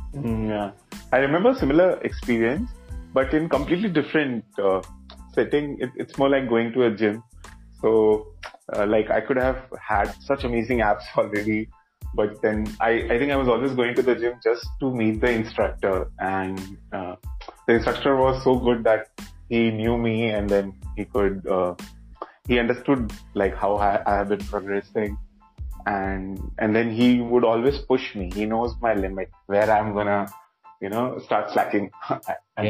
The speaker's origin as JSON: {"language": "English", "town": "Kolkata", "region": "West Bengal", "country": "India", "said": "I am basically from Calcutta"}